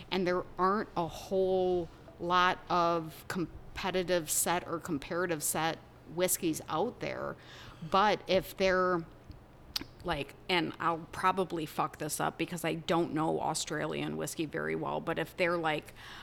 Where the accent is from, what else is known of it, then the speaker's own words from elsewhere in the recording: Wisconsin, United States; moved away; I'm from Wisconsin.